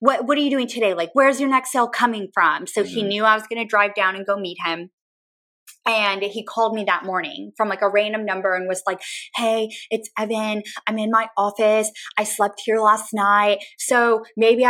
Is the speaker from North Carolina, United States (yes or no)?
no; San Antonio, Texas, United States; moved away as an adult; now in Austin, United States; It's my hometown